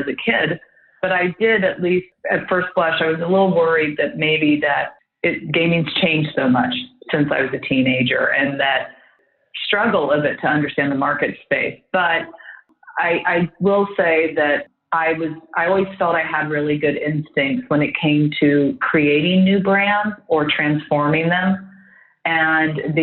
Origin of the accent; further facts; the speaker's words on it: Midwest, United States; moved away; also born or lived in London; I grew up in the Midwest of the state